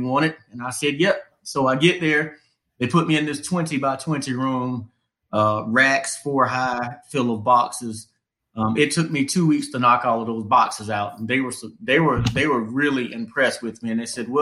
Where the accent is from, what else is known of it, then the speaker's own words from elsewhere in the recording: Wilmington, North Carolina, United States; moved away as an adult; also born or lived in Atlanta, Georgia / Charlotte, North Carolina; I'm from Wilmington originally